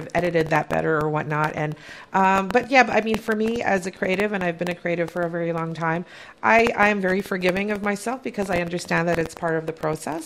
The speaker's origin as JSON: {"language": "English", "country": "Philippines", "moved": "yes", "lives_now": "Canada", "said": "as a Filipino Canadian"}